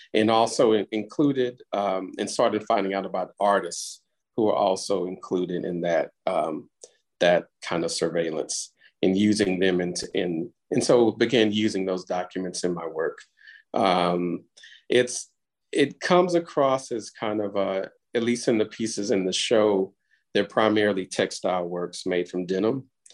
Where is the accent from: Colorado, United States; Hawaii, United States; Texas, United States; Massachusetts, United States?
Texas, United States; Houston; Houston is my hometown and the place where a lot of this, well, most of this work was made